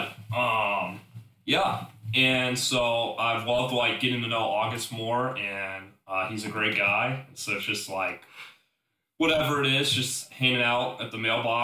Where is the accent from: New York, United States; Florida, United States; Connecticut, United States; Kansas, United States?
Kansas, United States; Overland Park; also born or lived in Iowa; I'm originally from Overland Park, Kansas